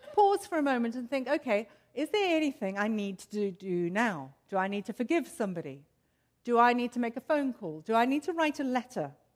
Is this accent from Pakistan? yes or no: no; South Africa; moved away; I, as you can, might be able to tell from my accent, grew up in South Africa in racially torn, apartheid ridden South Africa